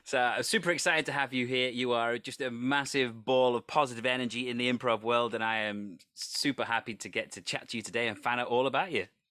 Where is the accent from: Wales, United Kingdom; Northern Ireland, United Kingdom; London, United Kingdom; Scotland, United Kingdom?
Wales, United Kingdom; I come from a country that has its own language. I, I am Welsh